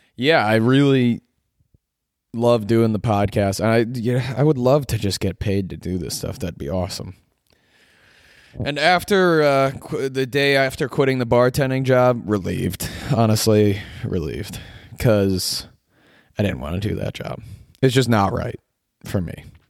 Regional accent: suburbs of Illinois, United States; born or raised there; moved away as an adult; also born or lived in Syracuse, New York; now in Los Angeles, United States

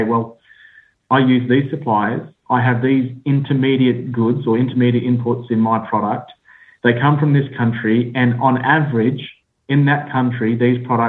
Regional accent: Australia; accent: Australian; now in United Kingdom; I sit in the UK, despite my Australian accent

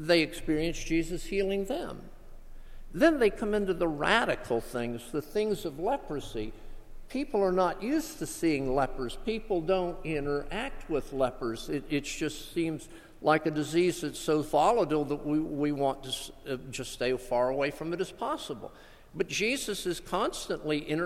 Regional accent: South Florida, United States; moved away; also born or lived in Gulfport, Mississippi; I grew up in South Florida

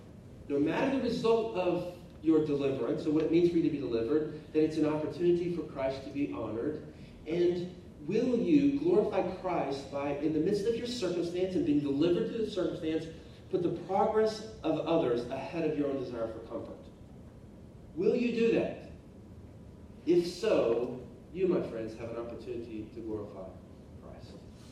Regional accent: Oklahoma, United States; moved away; I grew up in Oklahoma, and I want you to know it's a pretty big deal to have a victory in anything when you live in Oklahoma.

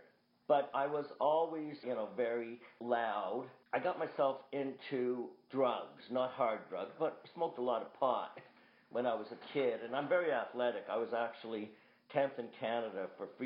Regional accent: Boston, Massachusetts, United States; I was born in Boston

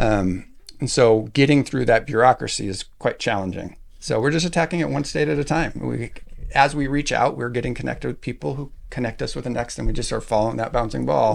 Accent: Alaska, United States; I grew up in Alaska

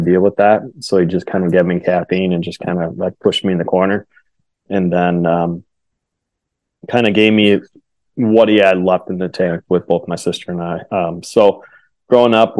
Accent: Wisconsin, United States; I grew up in Wisconsin

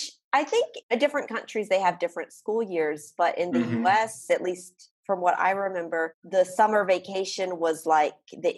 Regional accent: Mississippi, United States; moved away; back home in Mississippi

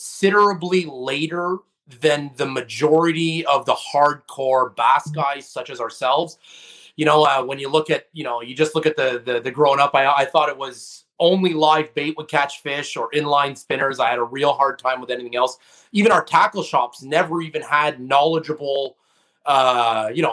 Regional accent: Montreal, Quebec, Canada; I'm born and raised just actually on the island of Montreal. So, I'm from Montreal

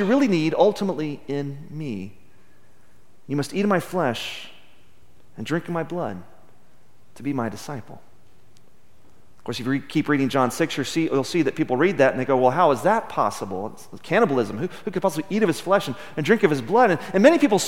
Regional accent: Midland, Texas, United States; Growing up in Midland in the 70s and 80s

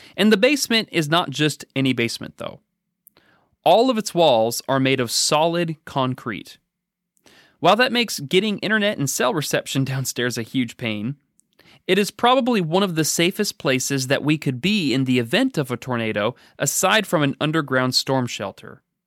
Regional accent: Oregon, United States; now in Danville, United States; growing up in Oregon

